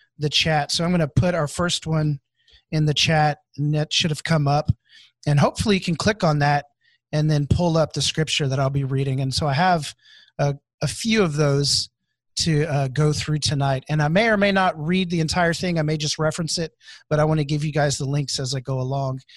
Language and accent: English; Houston, Texas, United States; moved away as an adult; now in Wichita, United States; I'm here in Wichita, but I'm originally from Houston, Texas. And so I moved in 2010 to Wichita